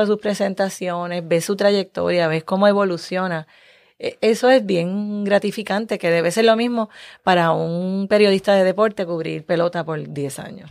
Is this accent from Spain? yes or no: no; Puerto Rico